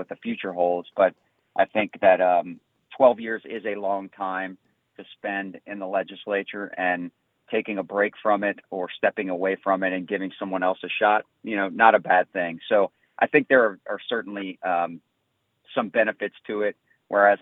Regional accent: St. Bernard Parish, Louisiana, United States; I grew up in St. Bernard Parish.

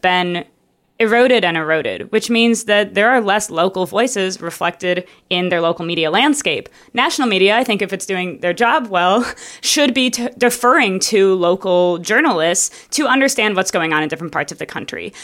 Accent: Minneapolis, Minnesota, United States; I grew up in Minneapolis, in Minneapolis, Minnesota.

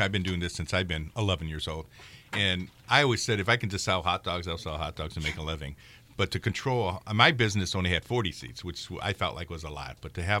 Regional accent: Merrillville, Indiana, United States; I grew up in Merrillville.

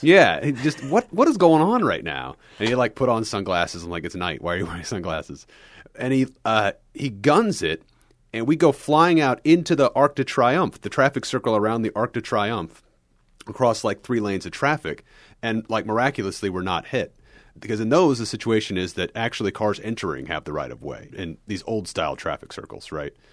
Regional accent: Kansas City, United States; I grew up in the Kansas City area

